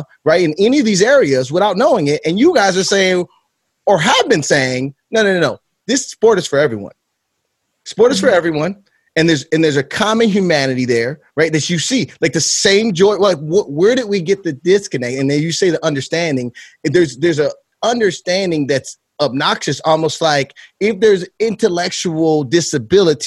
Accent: Chicago, Illinois, United States; I am from Chicago

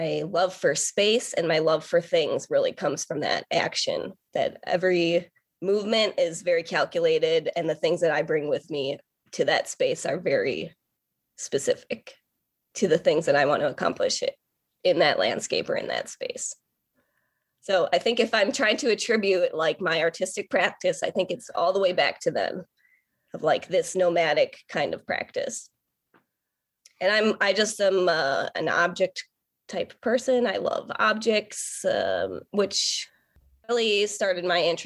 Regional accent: Port Washington, Wisconsin, United States; I grew up in Port Washington, Wisconsin

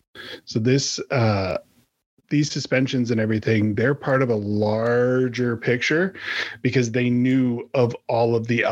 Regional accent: Canada; we're Canadian

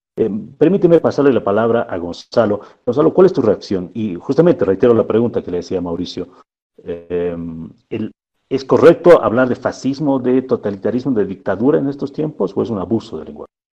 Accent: Bolivia

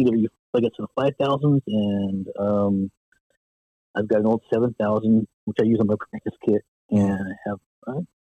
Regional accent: Phoenix, Arizona, United States; also born or lived in Los Angeles; I was born and raised in Phoenix. And I was in Phoenix playing in a band and what have you.

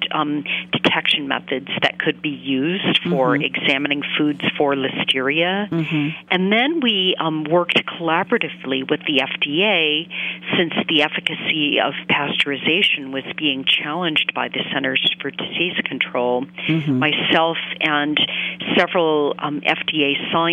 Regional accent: Maine, United States; I grew up in Maine

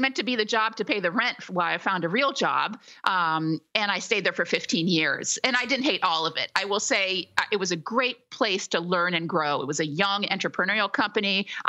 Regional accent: Philadelphia, Pennsylvania, United States; also born or lived in Paris; Correct. Here in my hometown.

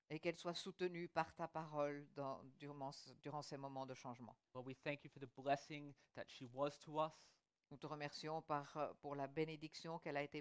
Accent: Australia; French is a second language; Et je pense qu'une des raisons, c'est parce que vu que j'ai grandi en Australie, il fait toujours trop chaud là-bas.

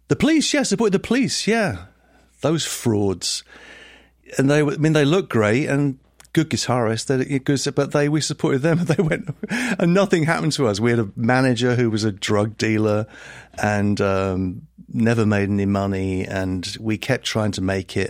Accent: Letchworth Garden City, East of England, United Kingdom; also born or lived in Liverpool / Brooklyn, New York; now in New York, United States; I grew up in a town called Letchworth Garden City, which is, uh, about thirty miles north of London

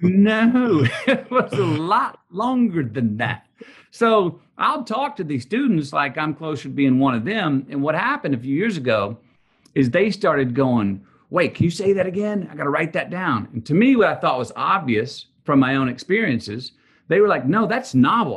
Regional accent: Texas, United States; growing up in Texas

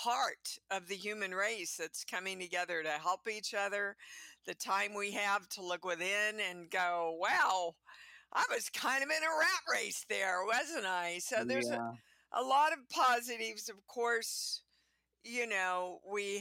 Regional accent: Kansas City, Kansas, United States; moved away as an adult; also born or lived in New York; I grew up in Kansas City, Kansas, baby. And I was there all the way up until I was about 26

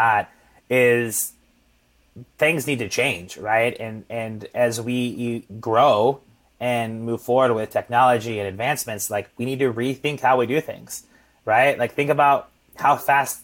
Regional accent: Midwest, United States; growing up in the Midwest

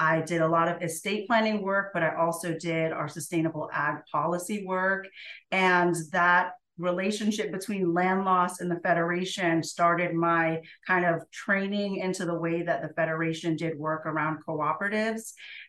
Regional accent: Jamaica; I'm an immigrant from Jamaica. My mother is Chinese Jamaican.

